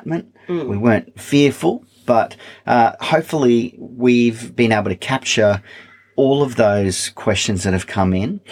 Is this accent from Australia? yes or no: yes; east coast of Australia, Australia; being an Australian, growing up on the east coast of Australia